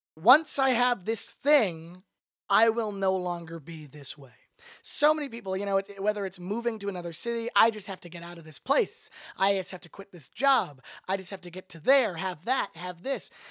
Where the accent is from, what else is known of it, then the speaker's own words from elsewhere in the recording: Toronto, Ontario, Canada; moved away as an adult; now in Los Angeles, United States; I'm originally from Toronto, Canada. I've been in Los Angeles, California for the last four years